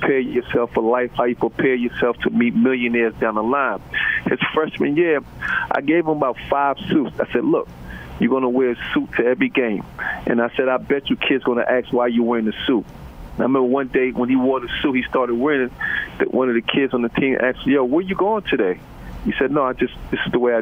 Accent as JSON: {"language": "English", "town": "New York City", "region": "New York", "country": "United States", "tie": "born or raised there", "said": "growing up in Brooklyn and growing up in New York"}